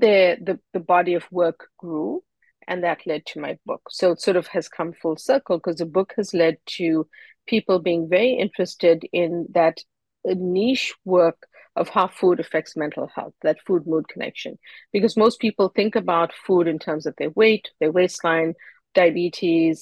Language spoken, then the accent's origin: English; Durban, KwaZulu-Natal, South Africa; moved away as an adult; now in Boston, United States; I grew up in Durban, South Africa, and moved to Boston to study